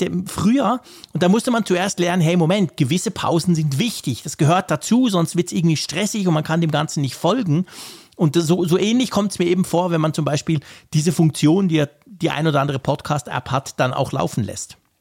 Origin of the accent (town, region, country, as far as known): Switzerland